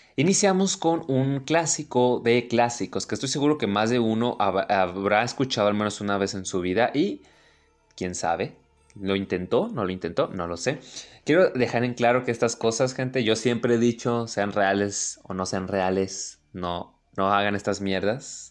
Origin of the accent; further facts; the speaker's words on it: Mexico; México, obviamente, mi país natal